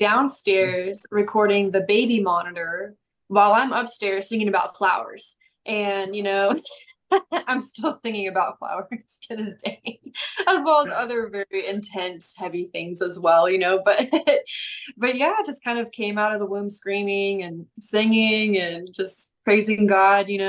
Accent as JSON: {"language": "English", "town": "St. Louis", "region": "Missouri", "country": "United States", "tie": "born or raised there", "also_born_or_lived": "Atlanta, Georgia / Texas", "moved": "yes", "lives_now": "Dallas, United States", "said": "I live in Dallas, Texas, and I'm from all over though. So I was born in Atlanta, raised in St. Louis, but I've been in Texas for a really long time."}